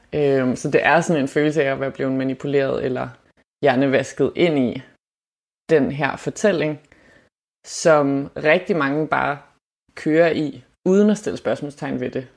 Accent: Germany; moved away; er jeg opvokset i Tyskland

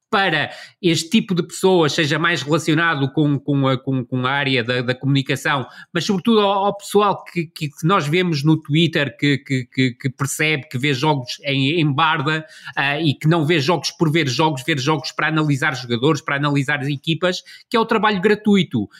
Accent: Vila do Conde, Norte, Portugal; através do clube da, da minha terra, ou do, do, do Rio Ave

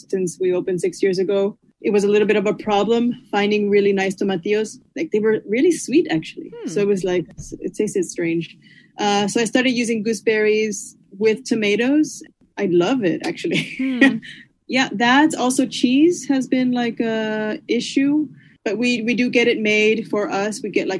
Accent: Chicago, Illinois, United States; moved away as an adult; now in Copenhagen, Denmark; I grew up in Chicago on the west side in La Villita

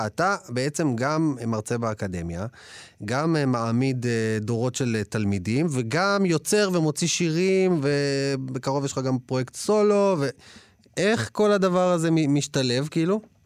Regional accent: Israel; אני ישראלי, אני פה בתרבות הישראלית

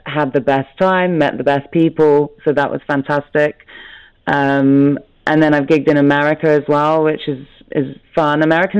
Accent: London, United Kingdom; I come from London

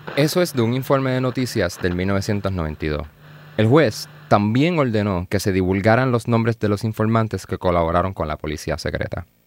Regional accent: Puerto Rico; como puertorriqueños

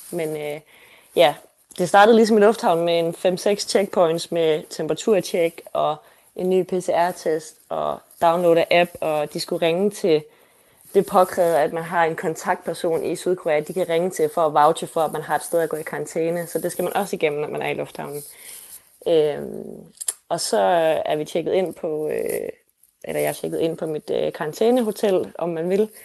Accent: Denmark; moved away as an adult; now in Seoul, South Korea; jeg læser på KEA hjemme i Danmark på brand design

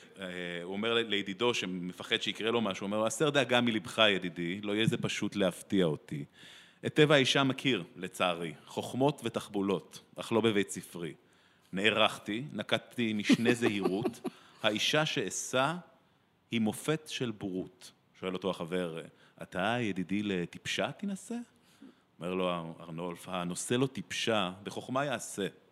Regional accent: Israel; born or raised there

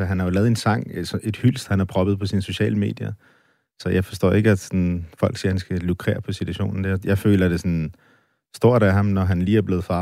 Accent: Denmark; Danmark er mit hjemland, og jeg er dansker og stolt af det.

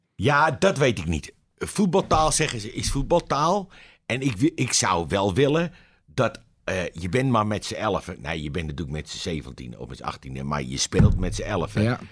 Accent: Amsterdam, North Holland, Netherlands; Ik ben een Amsterdammer.

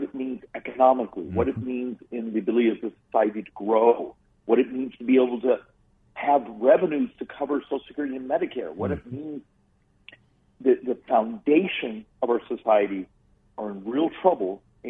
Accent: Arizona, United States; I got adopted by a great family. I grew up in Arizona.

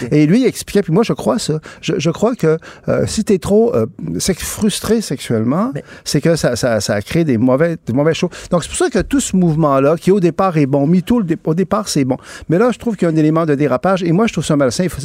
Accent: Quebec, Canada; je suis québécois, je, suis francophone, je suis canadien aussi

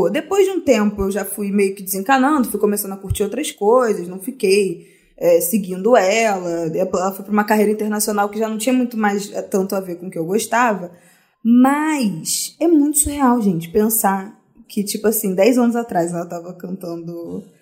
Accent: Rio de Janeiro, Brazil; Eu sou do Rio e eu gosto muito de funk desde muito nova. Eu tô com 24 anos agora.

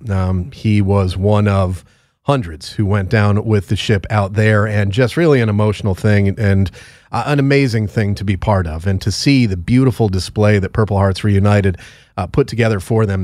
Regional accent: Connecticut, United States; moved away; my home state of Connecticut

